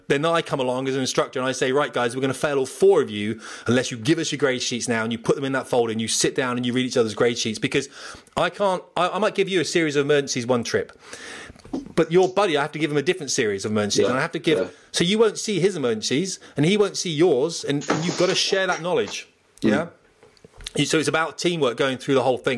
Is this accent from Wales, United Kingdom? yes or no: no; Portsmouth, South East England, United Kingdom; moved away; I'm from Portsmouth